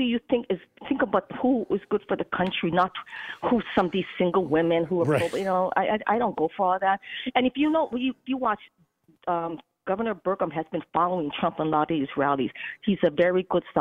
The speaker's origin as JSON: {"language": "English", "town": "Honolulu", "region": "Hawaii", "country": "United States", "said": "I'm from Honolulu"}